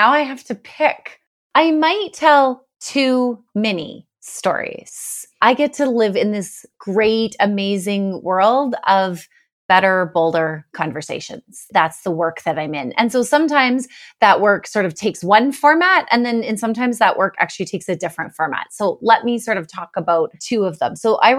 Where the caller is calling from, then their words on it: Sherwood Park, Alberta, Canada; I am joining from my home in Sherwood Park, but lots of people don't know where that is. So Edmonton, Alberta is the closest major city.